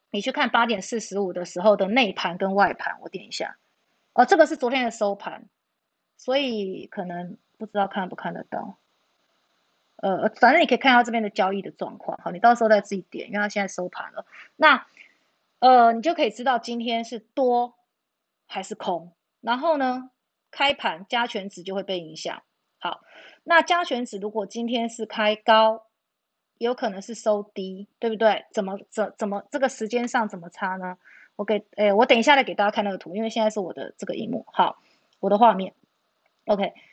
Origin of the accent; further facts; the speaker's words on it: New Taipei, Taiwan; 我是新北的哈